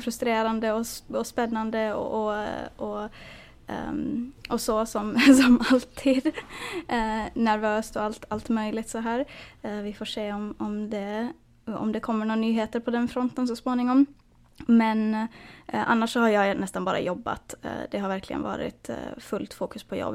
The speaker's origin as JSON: {"language": "Swedish", "country": "Finland", "moved": "yes", "lives_now": "United States", "said": "hemma i Finland"}